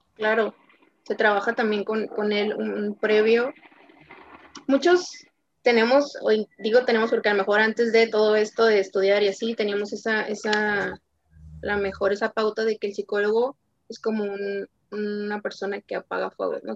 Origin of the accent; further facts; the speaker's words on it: Tijuana, Baja California, Mexico; also born or lived in Nuevo León; yo soy de Tijuana, soy de Tijuana, Baja California